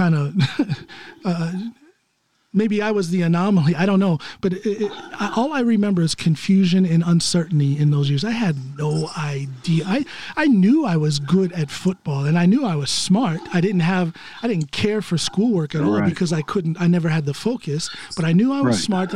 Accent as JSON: {"language": "English", "town": "Norton", "region": "Ohio", "country": "United States", "tie": "born or raised there", "also_born_or_lived": "Akron, Ohio", "moved": "as an adult", "lives_now": "Norway", "said": "We moved away from there to Norton, Ohio, when I was in third grade"}